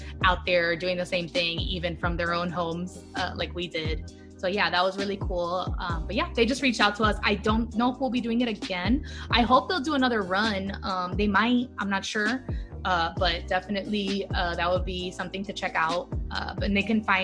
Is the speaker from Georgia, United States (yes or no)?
no; Miami, Florida, United States; I'm from Miami